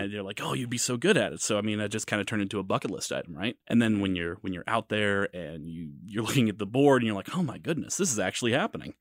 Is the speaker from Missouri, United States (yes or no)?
yes; St. Louis, Missouri, United States; moved away as an adult; now in Kansas City, United States; I'm from Saint Louis